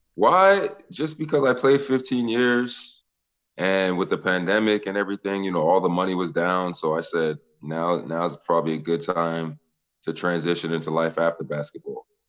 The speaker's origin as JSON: {"language": "English", "town": "Boston", "region": "Massachusetts", "country": "United States", "said": "I'm from Boston, so I had a ton of people there."}